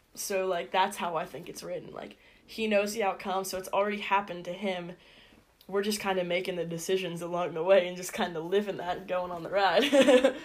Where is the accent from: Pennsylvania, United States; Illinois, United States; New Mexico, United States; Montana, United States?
Pennsylvania, United States; Indiana; I'm from Indiana, PA. Lived here my whole life